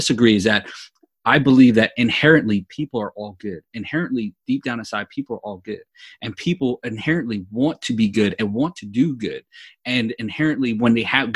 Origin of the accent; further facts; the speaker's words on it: New York, United States; me growing up in New York